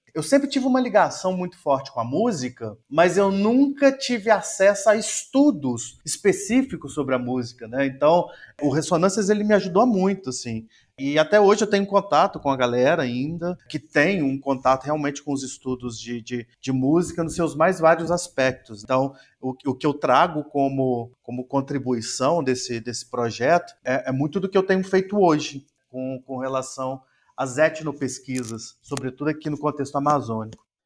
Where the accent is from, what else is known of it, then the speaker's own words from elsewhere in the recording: Tabuleiro, Minas Gerais, Brazil; moved away as an adult; now in Altamira, Brazil; Eu venho do interior de Minas Gerais, de uma cidade chamada Tabuleiro